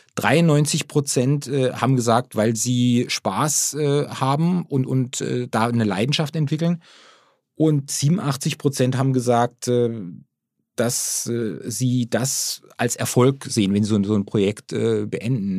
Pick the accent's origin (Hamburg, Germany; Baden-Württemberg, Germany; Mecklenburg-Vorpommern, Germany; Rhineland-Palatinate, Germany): Baden-Württemberg, Germany; born or raised there